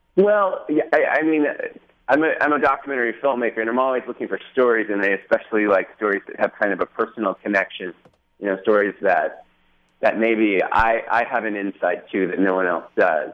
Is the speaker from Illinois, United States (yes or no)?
no; Laguna Beach, California, United States; moved away as an adult; I grew up in Laguna. I went to you know elementary school and junior high